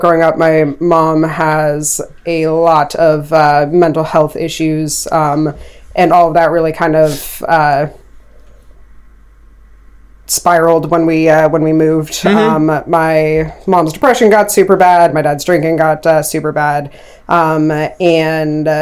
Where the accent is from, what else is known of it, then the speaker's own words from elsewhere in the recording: Bridgeport, West Virginia, United States; moved away as an adult; also born or lived in Lost Creek, West Virginia; now in Maryland, United States; I'm originally from Bridgeport. I lived in Lost Creek for a while. It's about 40 minutes south of Morgantown